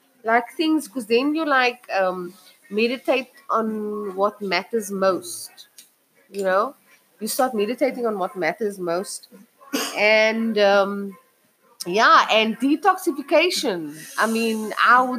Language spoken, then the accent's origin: English; Cape Town, Western Cape, South Africa; I'm from Chachisburg, also known as Menenburg, Sabi Walk. My family still actually lives there